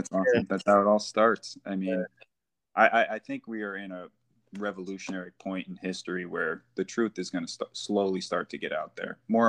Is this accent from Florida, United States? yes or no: no; New York, United States; We're both from New York